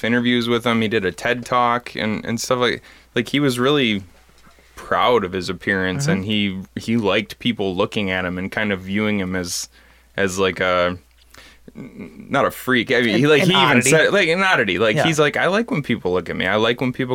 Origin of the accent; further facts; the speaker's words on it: Bad Axe, Michigan, United States; my hometown of Bad Axe